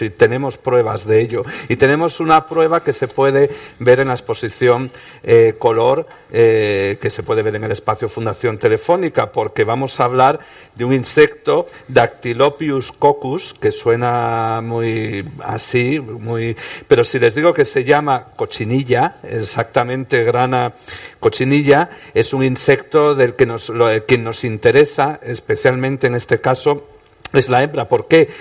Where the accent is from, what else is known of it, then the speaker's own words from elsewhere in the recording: Oviedo, Asturias, Spain; en Oviedo, de donde soy yo.